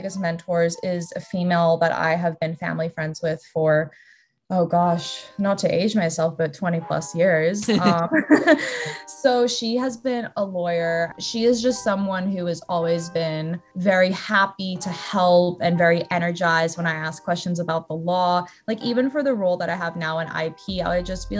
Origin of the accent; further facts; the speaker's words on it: Australia; moved away as an adult; also born or lived in Brazil; now in United States; I was very fortunate to have grown up in Australia